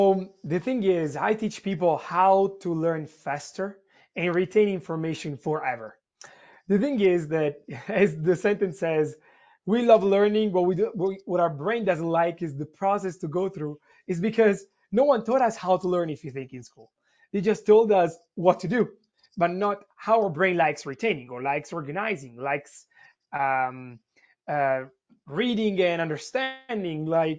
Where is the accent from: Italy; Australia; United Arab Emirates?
Italy; English is a second language; now in United States; since you asked me where I'm from, so I'm from Italy.